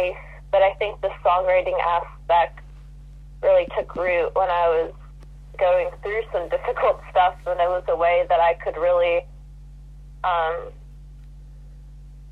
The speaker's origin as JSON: {"language": "English", "area": "Long Island", "region": "New York", "country": "United States", "said": "We're both from Long Island"}